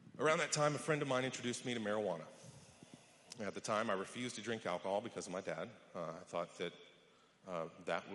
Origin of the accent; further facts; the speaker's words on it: West Texas, United States; I was born in West Texas to an oil and gas accountant and an elementary school teacher